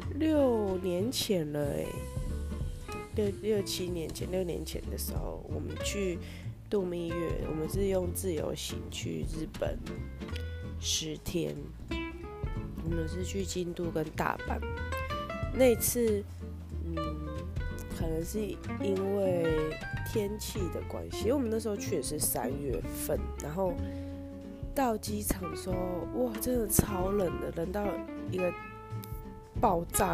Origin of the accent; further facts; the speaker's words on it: Taiwan; 我们台湾那边的动物园